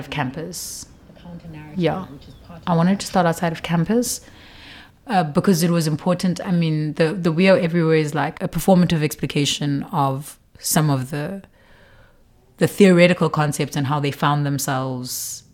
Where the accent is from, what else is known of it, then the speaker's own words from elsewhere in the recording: Qumbu, Eastern Cape, South Africa; I'm from Qumbu